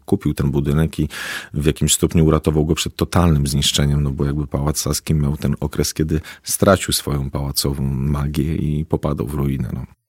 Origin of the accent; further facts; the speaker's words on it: Warsaw, Masovian Voivodeship, Poland; ja osobiście jako warszawiak